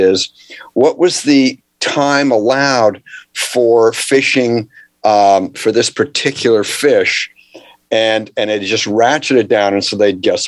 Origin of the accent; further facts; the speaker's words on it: Canada; I grew up in Canada